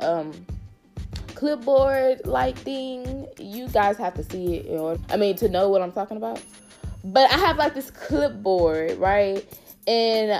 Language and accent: English; Houston, Texas, United States; now in Austin, United States; I'm from Houston, y'all. I'm so Houston